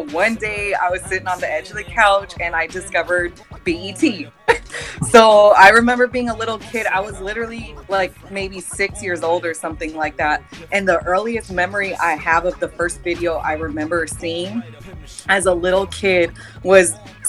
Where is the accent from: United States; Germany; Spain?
United States; San Francisco, California; I'm from San Fran, Cali.